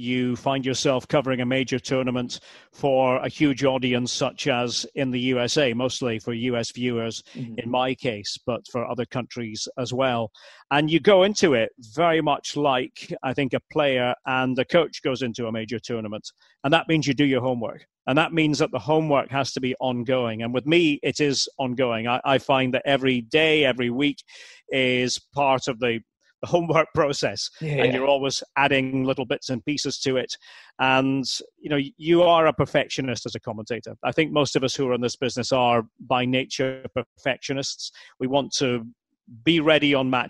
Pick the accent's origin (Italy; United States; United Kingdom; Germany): United Kingdom; Aberdeen, Scotland; I'm from Aberdeen, from Scotland